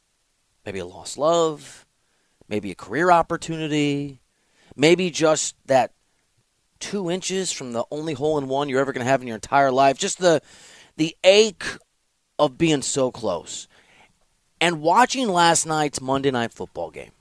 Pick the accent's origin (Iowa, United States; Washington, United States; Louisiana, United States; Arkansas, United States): Iowa, United States; I'm from Iowa